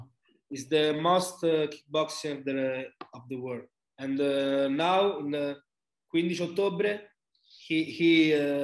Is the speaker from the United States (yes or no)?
no; Rome, Lazio, Italy; English is a second language; My radici, Sicilia, but I was born in Rome and I'm from Rome